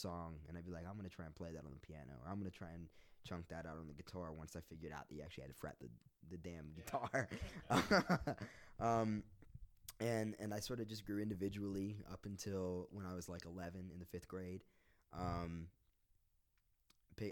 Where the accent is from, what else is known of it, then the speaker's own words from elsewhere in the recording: Roanoke, Virginia, United States; also born or lived in Lynchburg, Virginia; I'm from Roanoke, Virginia. 540 represent.